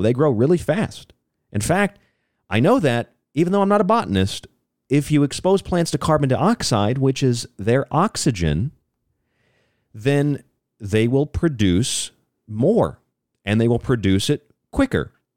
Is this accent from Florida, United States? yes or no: yes; Florida, United States; I'm from Florida